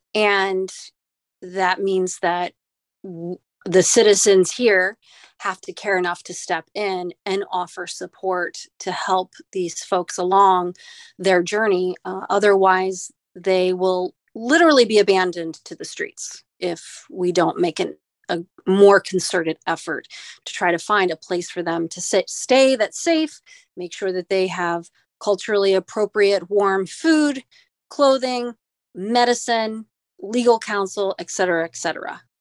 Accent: Midwest, United States; now in Staten Island, United States; I'm originally from the Midwest

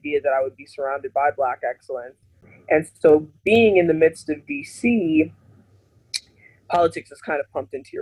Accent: Miami, Florida, United States; I was born in Miami, which there's a huge Haitian community. And so I was really cradled in that growing up

